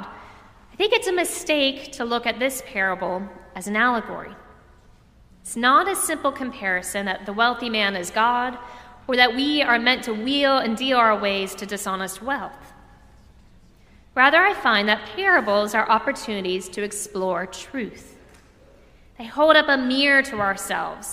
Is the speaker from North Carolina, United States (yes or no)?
no; Orlando, Florida, United States; Growing up in Orlando, I went to a lot of theme parks